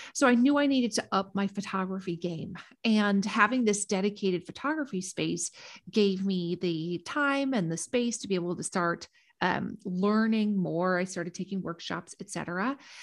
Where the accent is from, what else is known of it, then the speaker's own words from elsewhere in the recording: Minnesota, United States; moved away as an adult; also born or lived in Washington, D.C.; my hometown in Minnesota